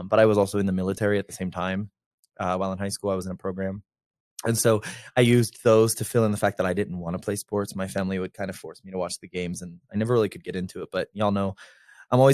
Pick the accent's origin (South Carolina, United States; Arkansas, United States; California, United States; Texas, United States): South Carolina, United States; Myrtle Beach; moved away as an adult; also born or lived in Charleston, South Carolina; now in Denver, United States; I'm from Myrtle Beach, South Carolina